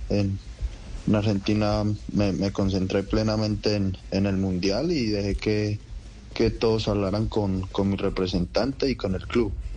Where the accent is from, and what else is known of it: Guarne, Antioquia, Colombia; born or raised there; also born or lived in Rionegro